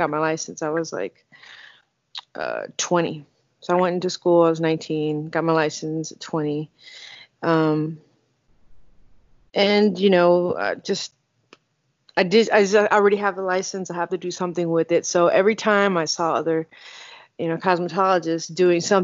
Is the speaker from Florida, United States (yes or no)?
no; Houston, Texas, United States; moved away as an adult; also born or lived in California; I'm from Houston, and I am a barber